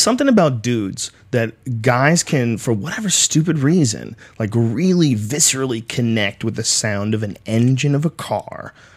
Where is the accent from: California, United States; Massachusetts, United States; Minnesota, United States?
Massachusetts, United States; Newton; also born or lived in Jamaica Plain, Boston; I grew up in Newton, in Newton, uh, Upper Falls